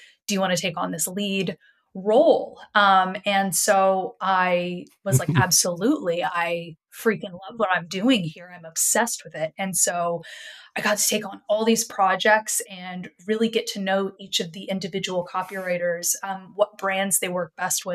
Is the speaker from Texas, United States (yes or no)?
yes; Texas, United States; moved away as an adult; also born or lived in Montreal, Canada; I grew up in Texas